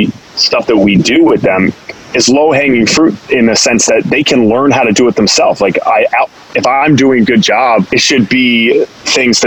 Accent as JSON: {"language": "English", "town": "Boston", "region": "Massachusetts", "country": "United States", "tie": "born or raised there", "said": "I grew up here in the Boston area"}